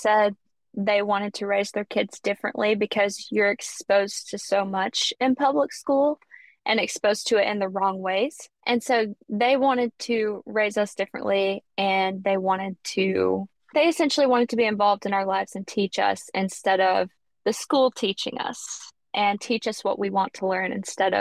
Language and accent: English; Alabama, United States; accent: Southern; I'm from Alabama. You can probably tell I'm Southern from my accent